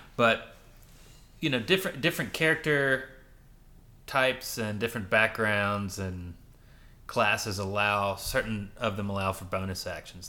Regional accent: Louisiana, United States; moved away; also born or lived in Rochester, New York / New York City; I grew up in Louisiana, but I lived in Rochester, New York before that till I was, like, six.

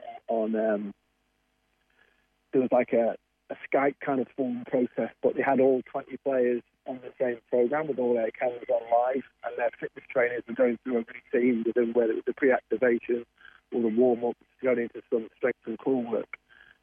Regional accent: England, United Kingdom; moved away; I'm obviously from England

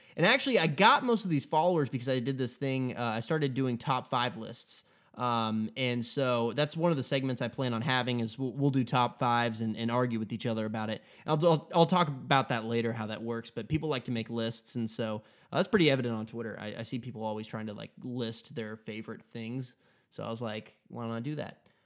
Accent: Kansas, United States; I'm from Kansas

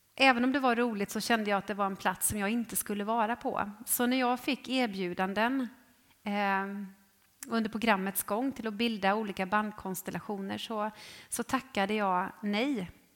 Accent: Jönköping, Jönköping County, Sweden; jag är ju född i Jönköping. I, eh, ja, egentligen i eh, Ljungarum, men eh, uppväxt i Trånghalla

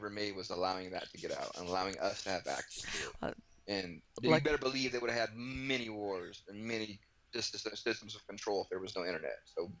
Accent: United States; It's just it's part of being like an American.

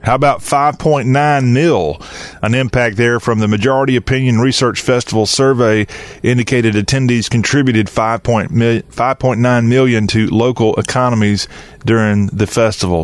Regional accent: South Carolina, United States; It's my home state, South Carolina

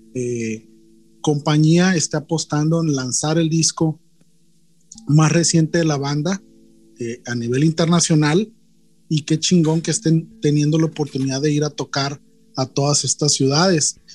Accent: Culiacán, Sinaloa, Mexico; una banda de la ciudad donde yo nací

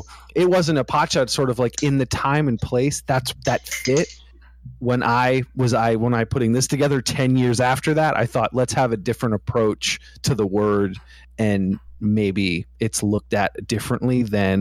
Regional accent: East Coast, United States; I'm from the East Coast.

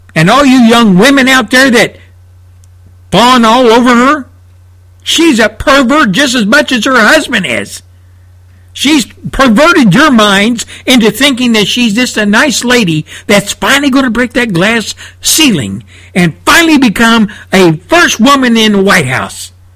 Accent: United States; as an American citizen

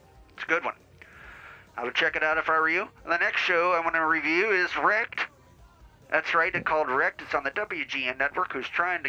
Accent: Ireland; now in United States; spent a little bit of time back in the mother country of Ireland, and whenever I go back there, I get my accent a little stronger, a little back, you know what I'm saying?

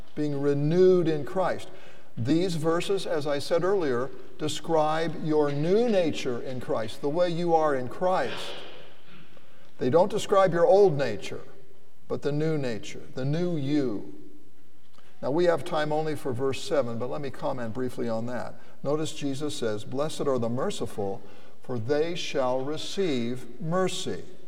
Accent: United States; I was born in the United States

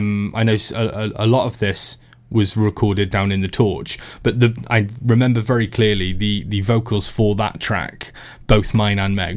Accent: Tenby, Wales, United Kingdom; I'm from Tenby

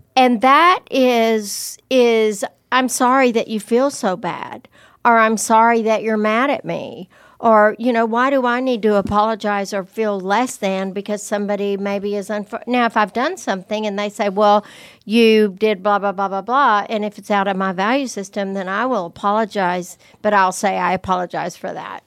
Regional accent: the South or Texas, United States; growing up in the South or in Texas

